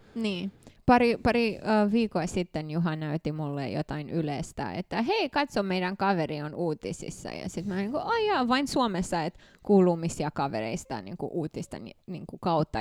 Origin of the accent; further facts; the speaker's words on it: Canada; Finnish is a second language; moved away as an adult; also born or lived in Bucharest, Romania / Mannheim, Germany / Montreal, Canada / Tampere, Finland; now in Finland; me muutettiin sinne vuonna 1993, ja mä, mä tulin Suomeen 2010